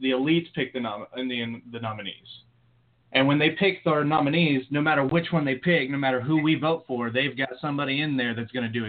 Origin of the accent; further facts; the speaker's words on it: United States; thank God that I was born in America